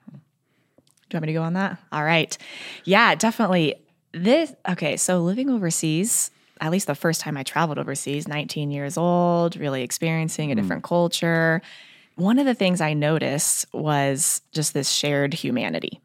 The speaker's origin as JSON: {"language": "English", "region": "Colorado", "country": "United States", "moved": "yes", "said": "I am from Colorado"}